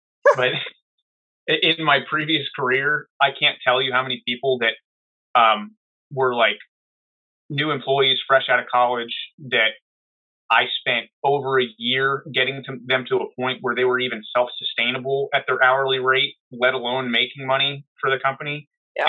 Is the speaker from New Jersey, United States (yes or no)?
yes; New Jersey, United States; There was a, a gun club by my house where I grew up in New Jersey